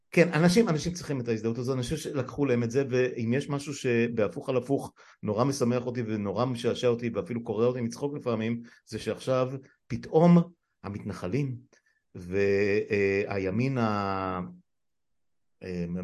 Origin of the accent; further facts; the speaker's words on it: Jerusalem, Jerusalem District, Israel; גדלתי בירושלים. לא, כן, אני אומר, מירושלים ועד עפולה. גדלנו.